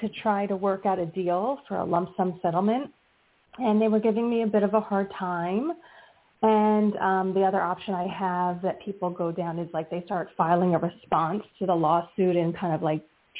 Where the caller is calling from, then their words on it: New Jersey, United States; from New Jersey.